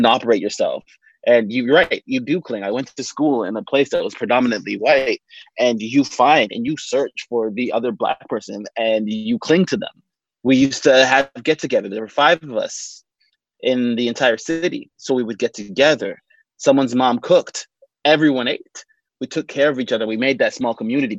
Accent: Brampton, Ontario, Canada; also born or lived in Britain; Growing up in Brampton, it was a little better than most places

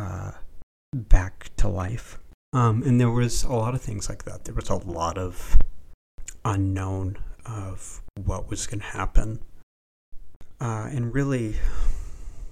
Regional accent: Vashon, Washington, United States; also born or lived in Seattle, Washington; I was born in Seattle, Washington. I lived on an island, a small island, that you could only access with a ferry boat. The island is Vashon Island.

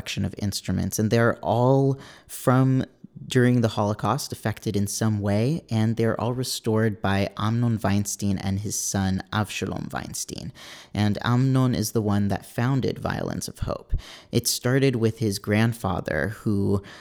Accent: California, United States; also born or lived in New York; my parents are both Israeli, but I was born and raised out here in California.

